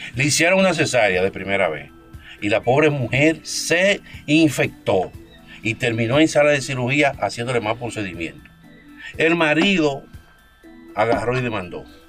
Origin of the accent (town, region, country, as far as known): Dominican Republic